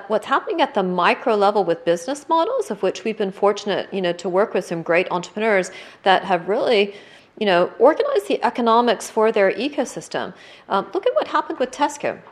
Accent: United States; now in United Kingdom; now as an American

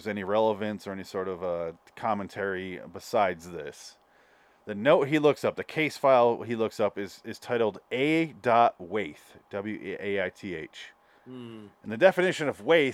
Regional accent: United States; We're seeing it as Americans

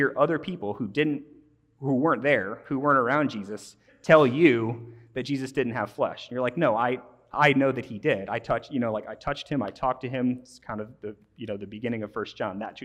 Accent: Midwest, United States; As a Midwesterner

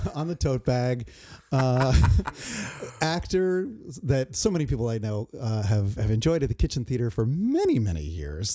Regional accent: New Jersey, United States; moved away; I grew up in New Jersey

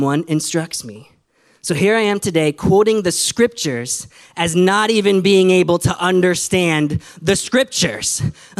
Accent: Michigan, United States; I grew up in Michigan in the Midwest.

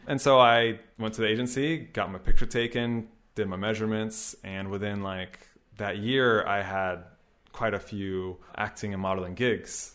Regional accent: Gainesville, Florida, United States; moved away as an adult; now in Japan; I'm from America. I'm actually from Florida, and I'm 33 years old

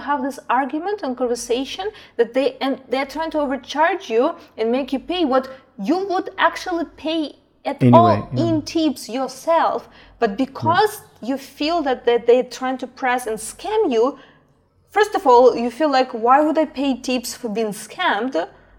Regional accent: Brazil; English is a second language; because I speak several languages, and we spoke in English, but we said, oh, from Brazil, so it was one price.

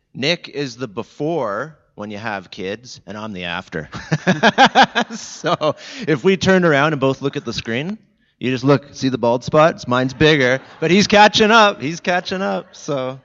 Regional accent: Jordan Station, Ontario, Canada; I'm from Niagara, the Niagara region, Southern Ontario.

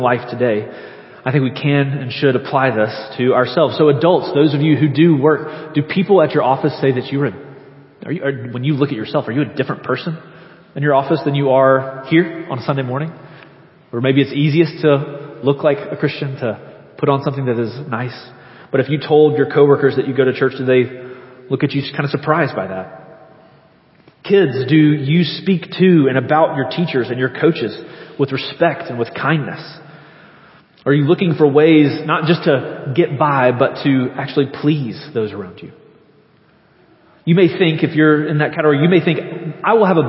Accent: Leeds, Alabama, United States; I'm from Leeds

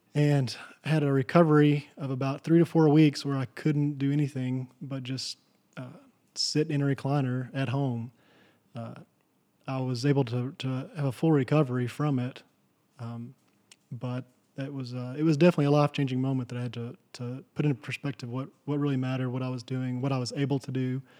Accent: Texas, United States; where I grew up in Kittiquay, Texas

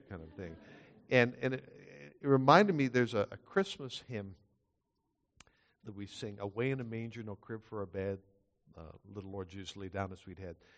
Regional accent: Scotland, United Kingdom; now in Canada; I'm not Dutch, I'm Scottish

